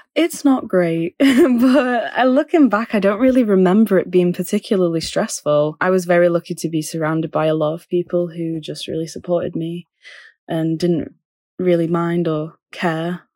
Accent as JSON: {"language": "English", "town": "Manchester", "region": "North West England", "country": "United Kingdom", "also_born_or_lived": "London", "moved": "as an adult", "said": "I'm from Manchester, but I went to London for, um, for university."}